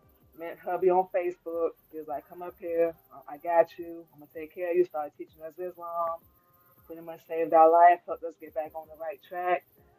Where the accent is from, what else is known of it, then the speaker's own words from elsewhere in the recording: Florida, United States; moved away as an adult; also born or lived in Georgia, United States; now in Illinois, United States; Was born in Georgia, grew up in Florida. Now I live in Illinois.